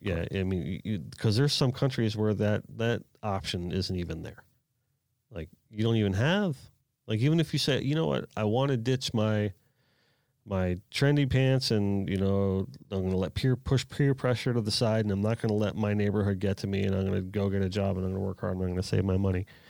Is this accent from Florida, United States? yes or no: yes; South Florida, United States; I was born and raised down in South Florida.